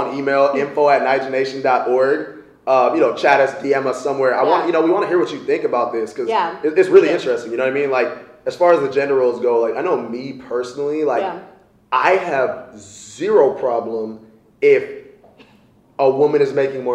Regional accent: Nigeria; especially as a black woman, especially as a Nigerian

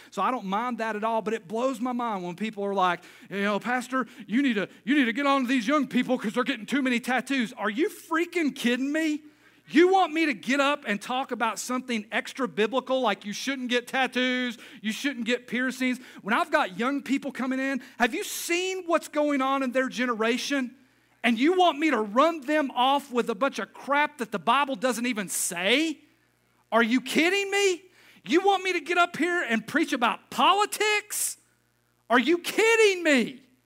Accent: Knoxville, Tennessee, United States; I'm not from Crossville. I'm from Knoxville, an hour away

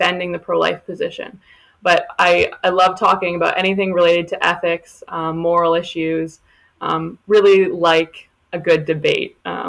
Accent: Oakville, Ontario, Canada; I am from Oakville, Ontario

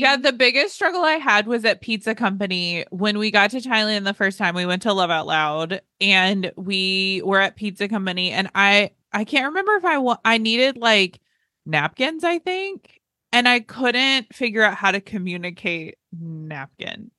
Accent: North Carolina, United States; also born or lived in Southern Texas; now in Texas, United States; I grew up in North Carolina

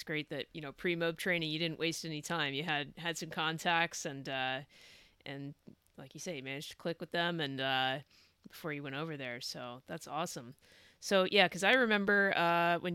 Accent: California, United States; we had relatively clean living growing up in California

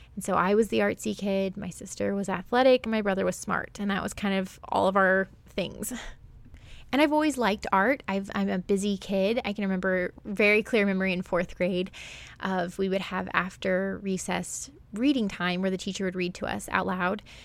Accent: Springfield, Missouri, United States; also born or lived in Florida; I grew up in the Ozarks, which is in, like, southwest Missouri, northern Arkansas, but specifically Springfield, Missouri

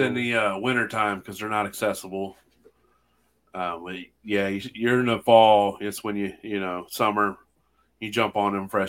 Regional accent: Ohio, United States

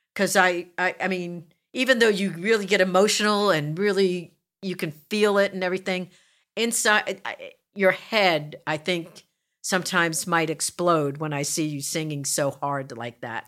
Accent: New Jersey, United States; grew up in South Jersey

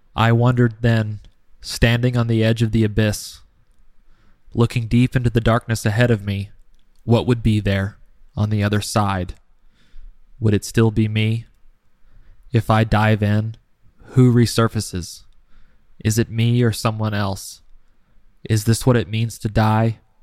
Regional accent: United States; as an American, I see the United States from a different perspective than those who live elsewhere in the world.

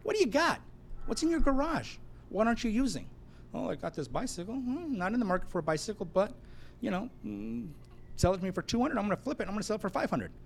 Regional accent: Los Angeles, California, United States; also born or lived in Hawaii; now in San Diego, United States; I'm that kid from the San Fernando Valley that touched the Lamborghini Countach

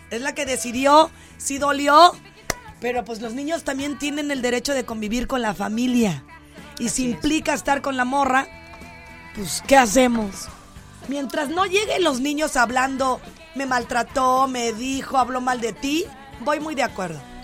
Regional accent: Jalisco, Mexico; yo soy de Jalisco, entiéndanlo así vengo del mariachi

